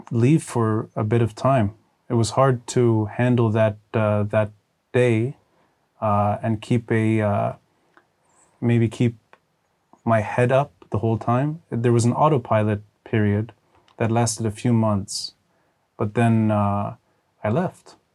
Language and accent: English; Texas, United States; born there; Uh, I was born abroad. I was born in Texas.